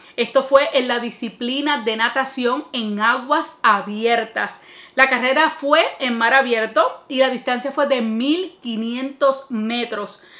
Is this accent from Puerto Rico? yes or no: yes; Puerto Rico; primero como puertorriqueña